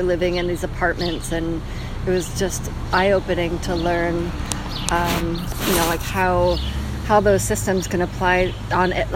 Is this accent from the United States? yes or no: yes; Missoula, Montana, United States; now in New York, United States; I grew up in Missoula, Montana